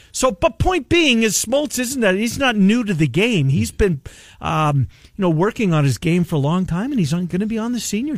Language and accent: English; Canada; and I'm getting crushed, and I'm the Canadian, right?